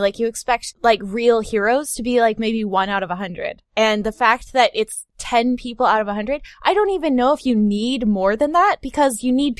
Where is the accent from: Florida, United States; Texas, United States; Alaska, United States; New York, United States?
Florida, United States; moved away as an adult; also born or lived in Missouri; I grew up in Florida.